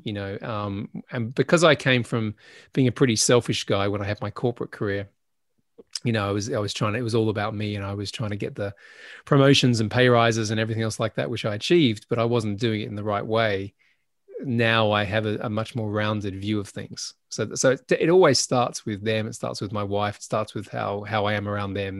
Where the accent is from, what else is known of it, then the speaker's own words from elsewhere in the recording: Adelaide, South Australia, Australia; moved away as an adult; also born or lived in Sydney; I left my hometown and I went to Sydney from Adelaide